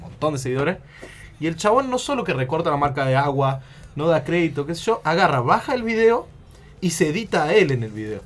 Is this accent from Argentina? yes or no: yes; the south, Argentina; yo no soy mendocino, soy